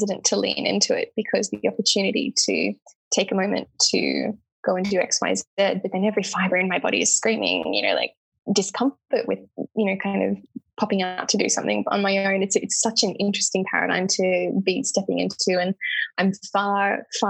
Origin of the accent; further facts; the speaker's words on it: Lismore, New South Wales, Australia; growing up in Lismore